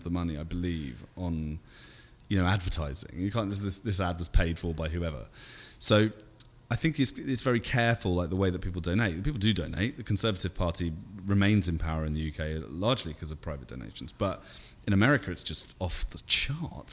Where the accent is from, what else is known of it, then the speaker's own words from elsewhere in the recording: United Kingdom; moved away as an adult; now in United States; I'm still a Brit.